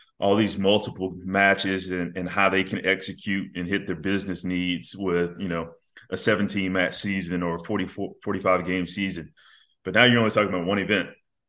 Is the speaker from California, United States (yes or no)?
no; Birmingham, Alabama, United States; now in Atlanta, United States; Growing up in Birmingham, the Braves were, they were my team, baseball team that I watched a lot on TBS and everything.